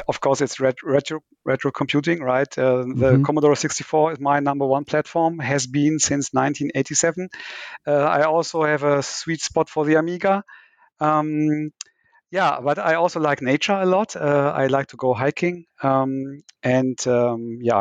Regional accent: Germany; from my home country

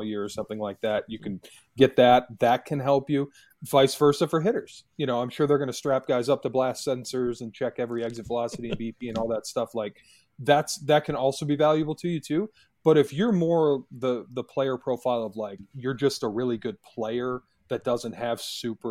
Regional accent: Michigan, United States; my home state

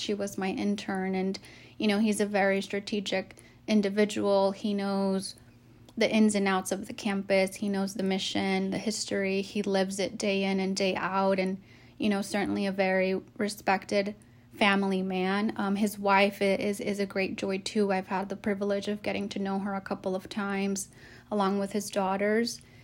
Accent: Arizona, United States; moved away as an adult; I'm actually from Arizona

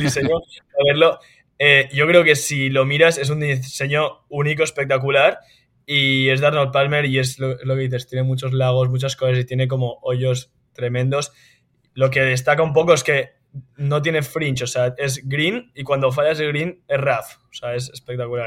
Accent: Spain; moved away as an adult; now in United States; somos españoles, también ganamos como españoles

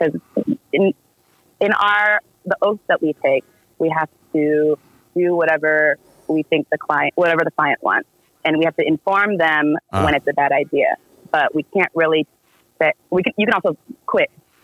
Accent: Santa Ana, California, United States; I was born a few miles away. I was born in Santa Ana

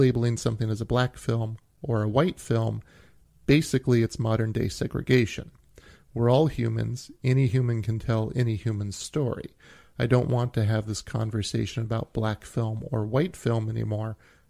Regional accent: Brooklyn, New York, United States; I grew up in Brooklyn.

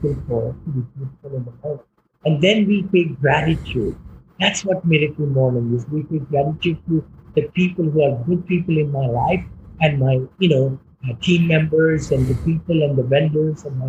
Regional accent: India; moved away as an adult; I came from India, right? I'm a mechanical engineer

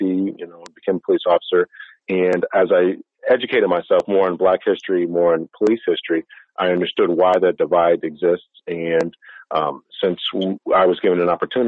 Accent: Waterbury, Connecticut, United States; also born or lived in Massachusetts; raised in the city of Connecticut, well, in the state of Connecticut, in the city of Waterbury

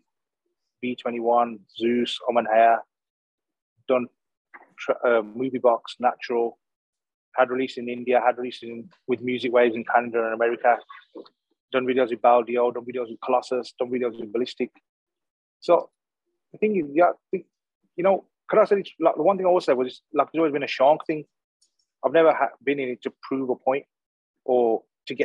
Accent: Smethwick, West Midlands, United Kingdom; also born or lived in Cannock; I was a kid from Smedic.

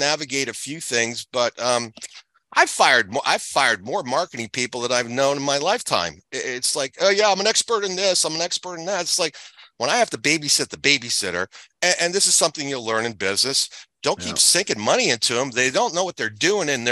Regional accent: New England, United States; now in Florida, United States; I grew up in New England, so I've been a skier since I was 4 years old

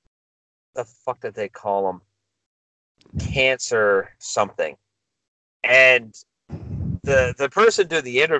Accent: Milton, Ontario, Canada; I know my hometown

